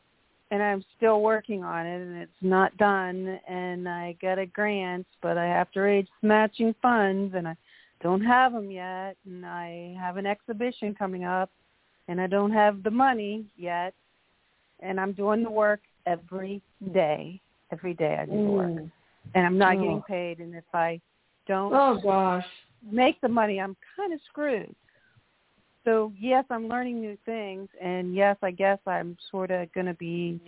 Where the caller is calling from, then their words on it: New Orleans, Louisiana, United States; in New Orleans.